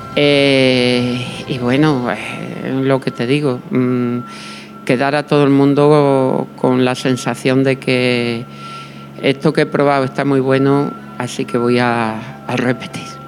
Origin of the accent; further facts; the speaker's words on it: Los Santos de Maimona, Extremadura, Spain; yo que vengo de los Santos de Maimona